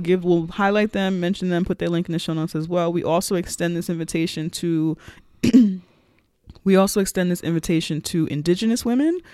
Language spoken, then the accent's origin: English; New York City, New York, United States; when I was growing up in the Bronx